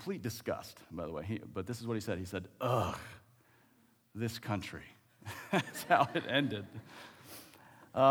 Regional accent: Ohio, United States; moved away; I was originally from Ohio

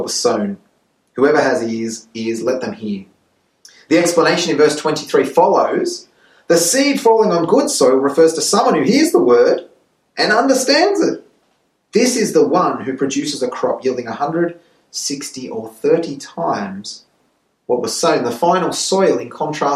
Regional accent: Sydney, New South Wales, Australia; now in Santiago, Chile; I was born in Sydney

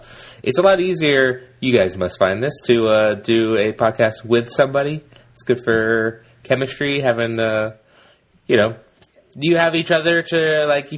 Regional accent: England, United Kingdom; now in United States; I grew up in England

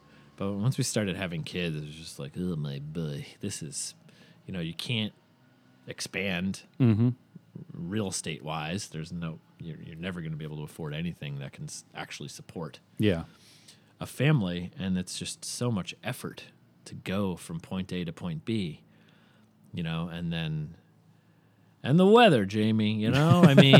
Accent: New Hampshire, United States; But I remember, you know, when I first moved to New York, and of course growing up in New Hampshire, winter is just a big part of it.

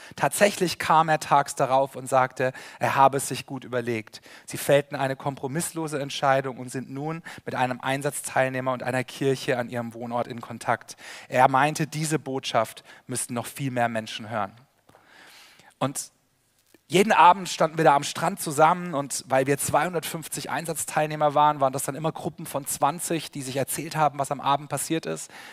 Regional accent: Karlsruhe, Baden-Württemberg, Germany; Sabine und ich, wir kommen beide aus Karlsruhe

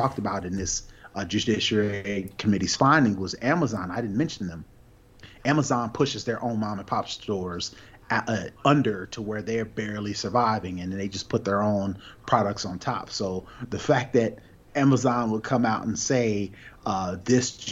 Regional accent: United States; we as a American, as Americans

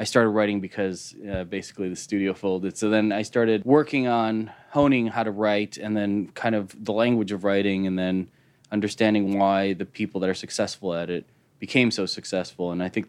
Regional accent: Chicago, Illinois, United States; I'm from Chicago. I was born and raised in Chicago. I went to school in D.C.

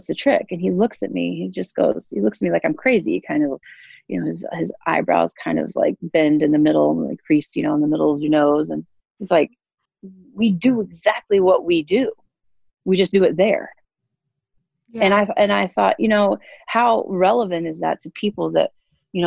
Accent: Lafayette, Indiana, United States; moved away as an adult; now in Wisconsin, United States; I'm from Lafayette, Indiana

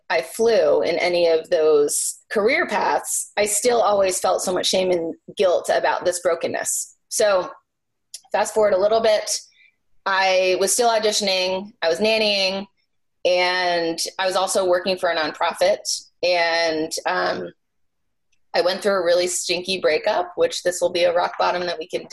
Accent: New Hampshire, United States; I grew up in New Hampshire, so Boston is not very far away.

